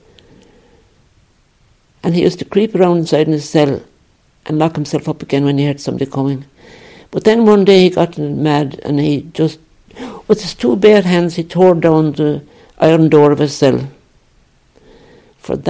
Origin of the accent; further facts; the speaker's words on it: County Kerry, Ireland; moved away as an adult; also born or lived in Liverpool / Nigeria; I'm from Kerry. I'm from southwest Kerry